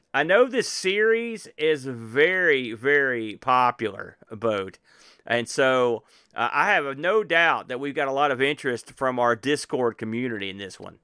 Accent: United States; as an American

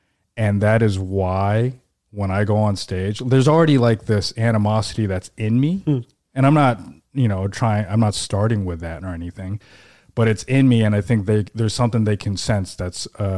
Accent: Seattle, Washington, United States; born or raised there; now in New York, United States

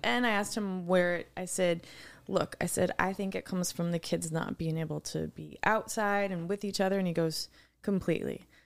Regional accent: Wisconsin, United States; I'm from Wisconsin.

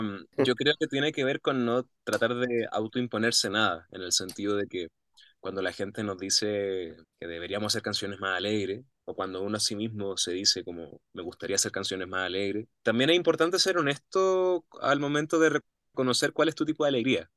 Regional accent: Santiago, Santiago Metropolitan Region, Chile; moved away as an adult; now in Mexico City, Mexico; yo vengo de Santiago de Chile y yo vine a la Ciudad de México nada más por una semana

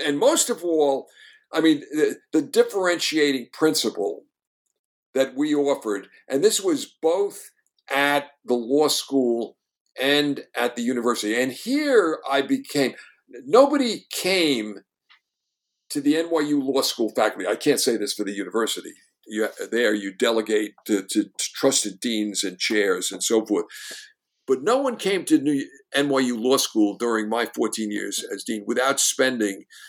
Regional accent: New York, United States; I was the, a New Yorker and understood it in its soul

